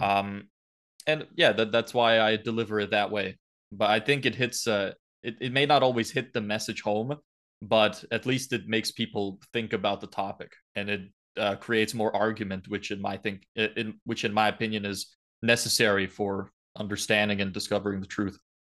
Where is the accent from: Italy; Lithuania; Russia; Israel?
Lithuania; now in Ireland; I wasn't born here. Uh originally I'm from Lithuania, so Eastern Europe